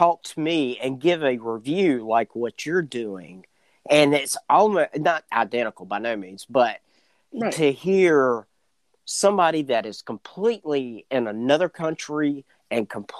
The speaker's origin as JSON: {"language": "English", "town": "Escatawpa", "region": "Mississippi", "country": "United States", "tie": "born or raised there", "said": "my hometown of Escatawba, Mississippi"}